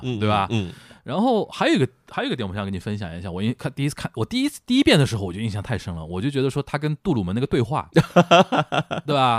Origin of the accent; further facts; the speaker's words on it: Shanghai, China; 我们上海人叫横竖横啊